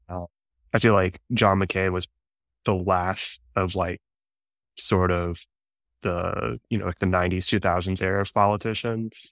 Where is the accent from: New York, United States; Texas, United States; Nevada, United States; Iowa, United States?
Texas, United States; Dallas; growing up in Dallas, it's like suburbia